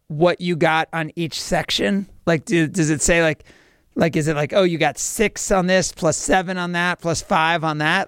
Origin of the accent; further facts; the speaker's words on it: New Jersey, United States; now in Wisconsin, United States; I am from New Jersey